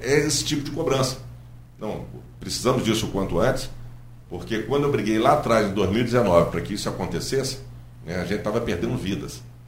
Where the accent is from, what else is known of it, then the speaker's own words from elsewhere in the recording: Campos dos Goytacazes, Rio de Janeiro, Brazil; moved away as an adult; also born or lived in Niterói; eu sou nascido e criado em Campos do Goitacazes